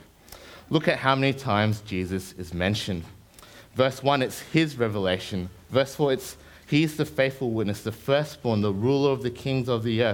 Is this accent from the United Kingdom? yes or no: no; New Zealand; now in Brisbane, Australia; I grew up in New Zealand before I came over to Brizzy.